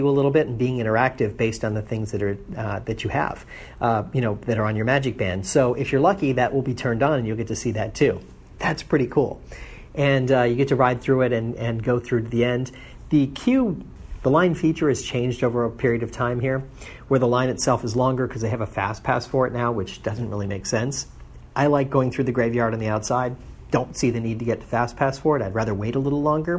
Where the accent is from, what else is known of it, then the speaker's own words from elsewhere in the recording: Florida, United States; I grew up in Florida, so it rains every afternoon during the summer